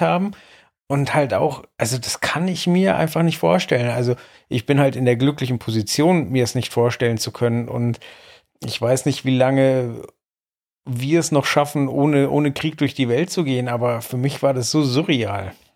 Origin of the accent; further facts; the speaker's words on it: West Germany, Germany; als Wessi